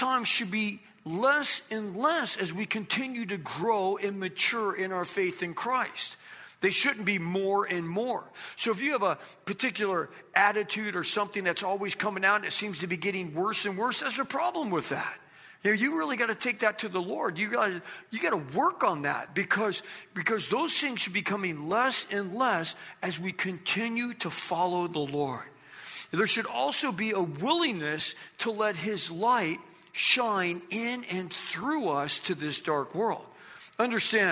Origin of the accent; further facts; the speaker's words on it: Ontario, California, United States; also born or lived in Riverside, California; now in Los Angeles, United States; I lived in Riverside for multiple years. I grew up in Ontario, so I wasn't too far from here